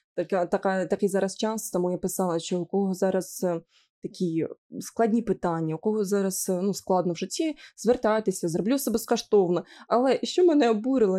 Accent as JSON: {"language": "Ukrainian", "region": "Sumy Oblast", "country": "Ukraine", "accent": "Surzhyk", "said": "я з Сумської області, як я буду балакати ну, інакше"}